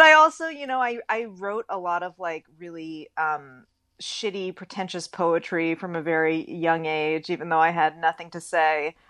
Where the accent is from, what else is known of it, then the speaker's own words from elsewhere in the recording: Bay Area, California, United States; accent: drawl; moved away as an adult; now in Los Angeles, United States; I'm from the Bay Area